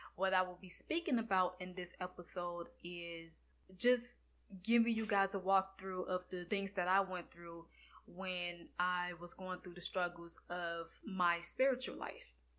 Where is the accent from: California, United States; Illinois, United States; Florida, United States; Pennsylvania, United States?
Florida, United States; I'm from Florida